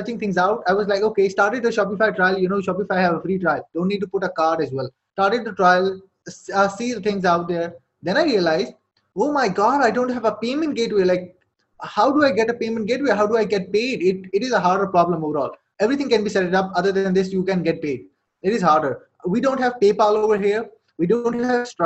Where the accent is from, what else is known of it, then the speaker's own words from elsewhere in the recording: Saudi Arabia; English is a second language; moved away as an adult; now in Pakistan; I was born and raised in Saudi Arabia, lived there for like 18 years